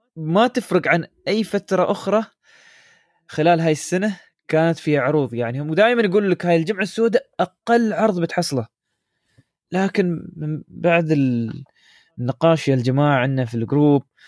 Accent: United Arab Emirates; عندنا في الامارات

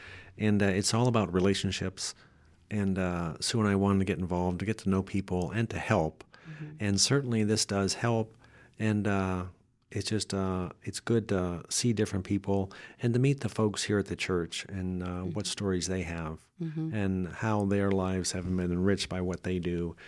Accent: Pennsylvania, United States; I grew up in Northwest Pennsylvania, mm-hmm. where it's quite a bit colder, and I grew up in a Catholic home

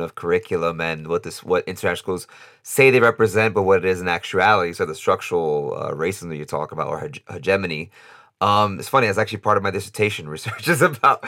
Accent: New York, United States; now in Costa Rica; I'm born in the United States, born and raised in New York. My parents are from the Dominican Republic

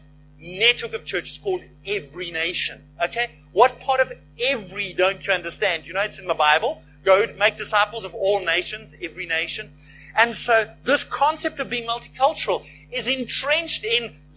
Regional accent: South Africa; accent: English South African; my accent, and you say, he's an English South African

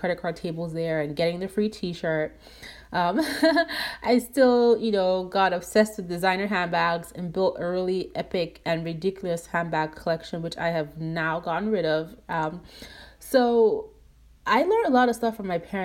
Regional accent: Nigeria; growing up in Nigeria, my dad was the breadwinner.

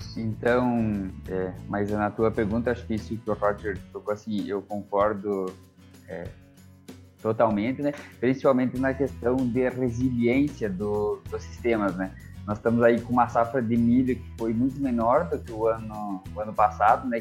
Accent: Santa Catarina, Brazil; eu sou natural de Santa Catarina

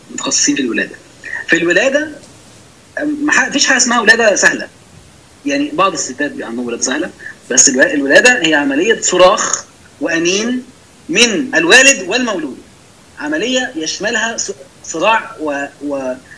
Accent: Egypt

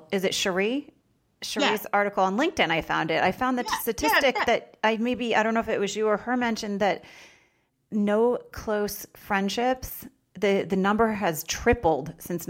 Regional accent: Vermont, United States; moved away; I'm in Palm Springs today, and I'm freezing. So I don't know how I grew up in Vermont.

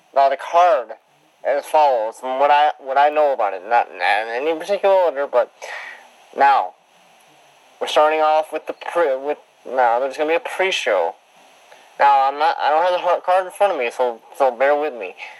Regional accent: Detroit, Michigan, United States; also born or lived in Halifax, Nova Scotia; I was born in Detroit

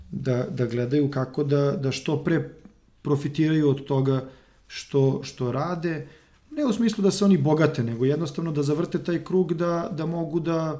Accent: Serbia; ovde kod nas u Srbiji

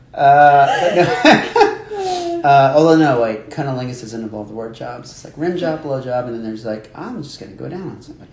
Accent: Miami, Florida, United States; I grew up there. I grew up in Miami.

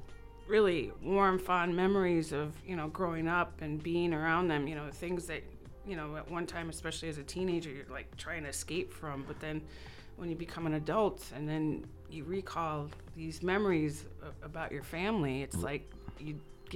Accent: New York, United States; moved away as an adult; Well, I'm a transplant from New York.

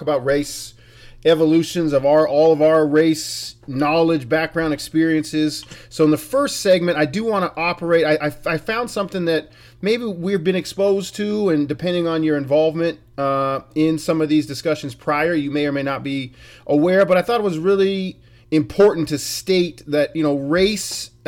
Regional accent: Billings, Montana, United States; moved away as an adult; also born or lived in Salem, Oregon; We're the only Billings babies

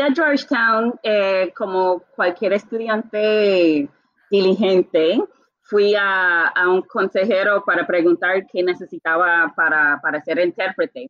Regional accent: Bermuda; Spanish is a second language; now in Puerto Rico; como nací en las Bermudas, es un país monolingüe, realmente empecé a estudiar el español muy tarde

